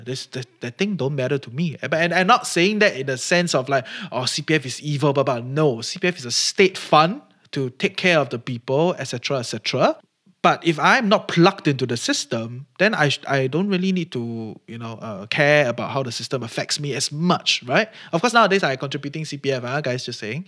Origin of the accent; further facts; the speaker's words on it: Singapore; our country as a port, as a hub